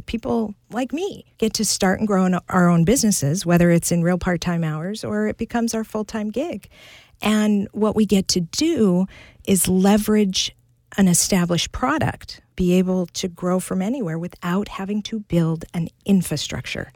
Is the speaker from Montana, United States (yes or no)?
yes; Butte, Montana, United States; I grew up in the thriving metropolis of Butte, Montana.